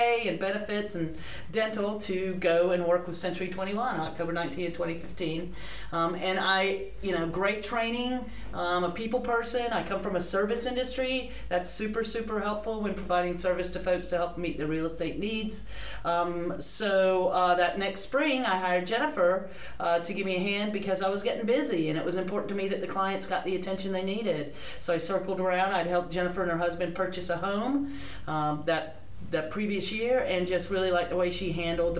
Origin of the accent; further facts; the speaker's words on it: High Point, North Carolina, United States; also born or lived in New York / New Jersey / Rhode Island; now in Wilmington, United States; I am originally from High Point, North Carolina